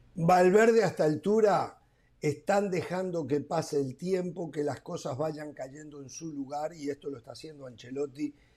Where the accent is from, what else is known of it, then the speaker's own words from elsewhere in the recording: Uruguay; si yo no fuera uruguayo